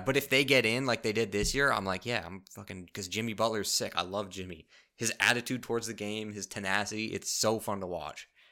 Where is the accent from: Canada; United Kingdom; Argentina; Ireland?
Canada; as a Canadian